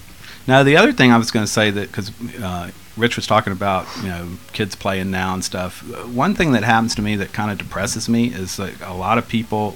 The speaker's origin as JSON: {"language": "English", "region": "Washington", "country": "United States", "said": "we don't walk around going, \"We're from Washington State,\" you know, kind of thing."}